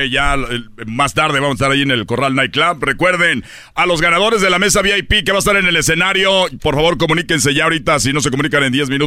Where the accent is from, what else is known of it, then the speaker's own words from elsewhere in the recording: Culiacán, Sinaloa, Mexico; Somos de Culiacán, Sinaloa.